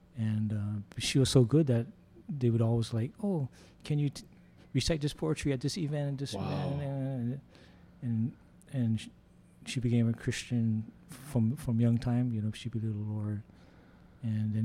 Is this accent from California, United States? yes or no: no; Honolulu, Hawaii, United States; me and this other guy, like, we're from Honolulu.